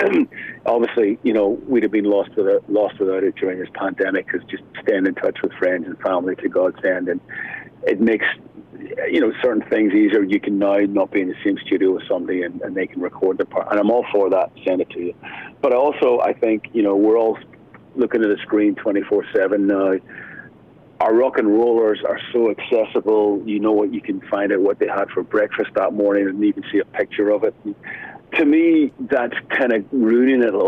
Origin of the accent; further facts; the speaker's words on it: Belfast, Northern Ireland, United Kingdom; growing up in Northern Ireland in Belfast, you know, when I was a kid